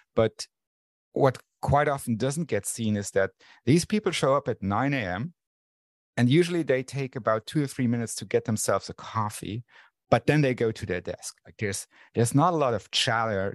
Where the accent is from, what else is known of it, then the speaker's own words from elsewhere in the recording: Luxembourg; I grew up in Luxembourg